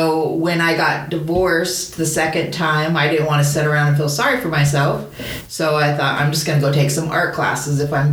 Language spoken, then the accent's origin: English; St. George, Utah, United States; moved away; also born or lived in Salt Lake City, Utah; I was born and raised in St. George.